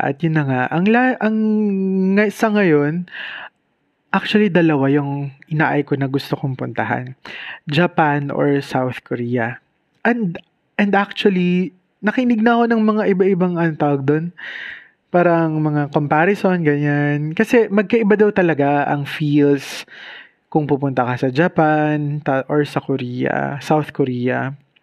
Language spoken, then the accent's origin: Tagalog; Bicol Region, Philippines; probinsyano lang ako. At yung probinsya ko naman kasi, Bicol, syempre, pakalayo.